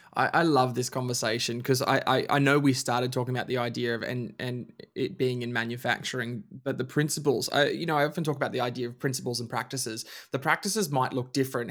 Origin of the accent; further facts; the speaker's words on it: Bundaberg, Queensland, Australia; grew up in Queensland. We grew up in Bundaberg